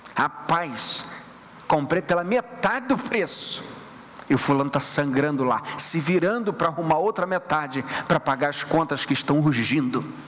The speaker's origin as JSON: {"language": "Portuguese", "region": "Rio de Janeiro", "country": "Brazil", "moved": "yes", "said": "nós que viemos do Rio de Janeiro"}